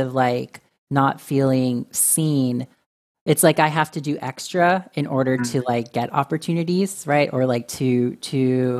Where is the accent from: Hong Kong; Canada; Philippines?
Philippines; as with my identity as Filipino, as male